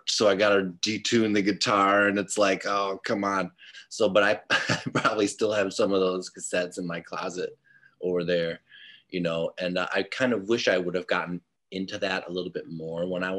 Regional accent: Mukwonago, Wisconsin, United States; also born or lived in Menomonee Falls, Wisconsin; now in Milwaukee, United States; mostly I grew up in Mequonago, which is where I went to junior high and high school

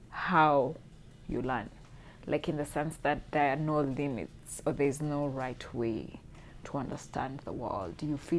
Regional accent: Kenya; being of Kenyan origin

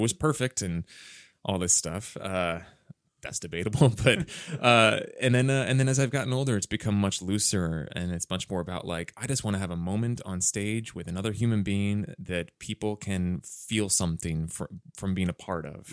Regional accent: Wayne, Pennsylvania, United States; moved away as an adult; also born or lived in Bryn Mawr, Pennsylvania; now in Los Angeles, United States; I grew up in a, in a small suburb, uh, of Philadelphia called Wayne

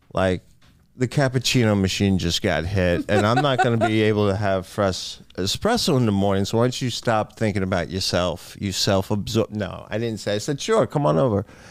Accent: Island Park, New York, United States; It was a very nice place to grow up

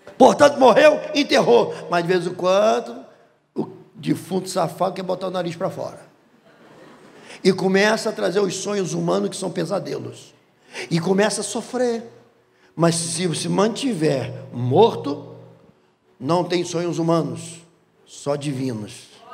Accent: Rio de Janeiro, Brazil; quando eu era garoto, morávamos na Pedra de Guaratiba, ali era uma colônia de pescadores

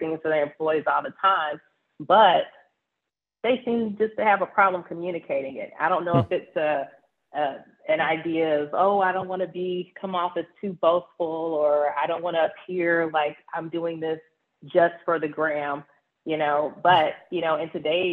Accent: Nashville, Tennessee, United States; now in Houston, United States; I am originally from Nashville, Tennessee, born and raised there

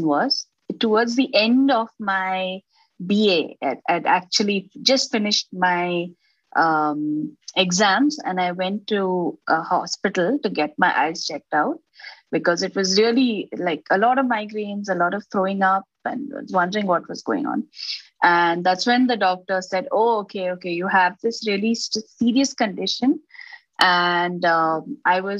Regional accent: Bangalore, Karnataka, India; also born or lived in Maharashtra; I was born in Maharashtra, but I was brought up completely in Bangalore

